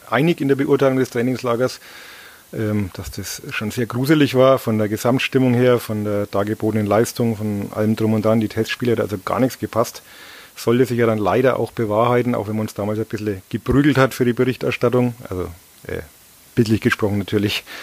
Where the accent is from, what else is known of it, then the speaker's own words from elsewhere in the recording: Bavaria, Germany; Also ich bin ja aus Oberfranken und da sagt man einen Butter.